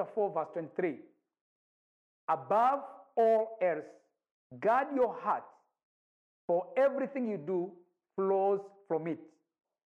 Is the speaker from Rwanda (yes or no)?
yes; Rwanda; now in Nairobi, Kenya; I'm from Rwanda. I live in Nairobi, Kenya